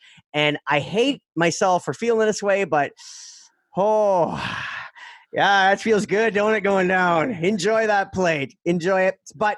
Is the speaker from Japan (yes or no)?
no; Canada; Being Canadian